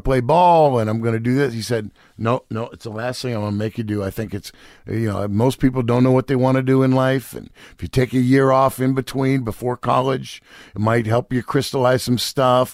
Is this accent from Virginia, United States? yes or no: no; Marin County, California, United States; also born or lived in New York City; I grew up in Marin County, California